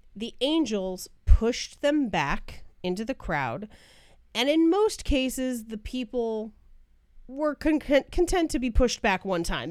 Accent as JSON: {"language": "English", "area": "Bay Area", "region": "California", "country": "United States", "tie": "born or raised there", "moved": "yes", "said": "I grew up in the Bay Area."}